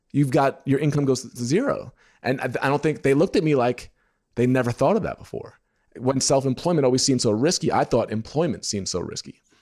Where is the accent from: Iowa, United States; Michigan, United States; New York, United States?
New York, United States; moved away as an adult; now in Indiana, United States; When I lived in New York, 'cause I'm from New York, I used to do side work for him